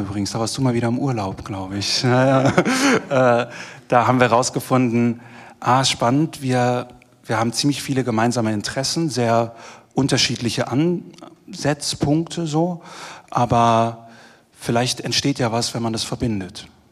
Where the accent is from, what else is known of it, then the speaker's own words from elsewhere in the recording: Germany; accent: German; moved away as an adult; now in Vienna, Austria; der Deutsche